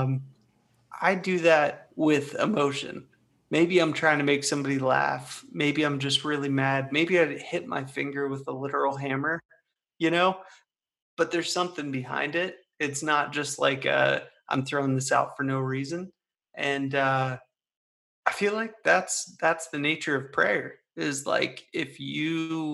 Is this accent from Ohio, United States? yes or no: yes; Ohio, United States; I'm from Ohio